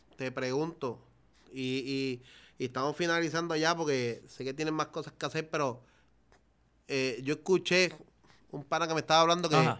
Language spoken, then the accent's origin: Spanish; Naranjito, Puerto Rico; Yo vengo de Naranjito, vengo desde abajo